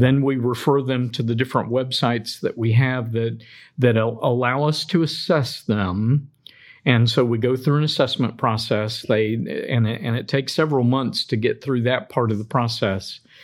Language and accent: English; Daytona Beach, Florida, United States; moved away; I grew up in Daytona Beach